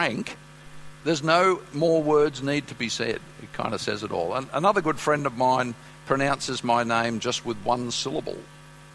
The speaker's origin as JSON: {"language": "English", "town": "Sydney", "region": "New South Wales", "country": "Australia", "tie": "born or raised there", "moved": "yes", "said": "I'm from Sydney, sorry about that. So on my way to school, I used to sidestep the telegraph poles"}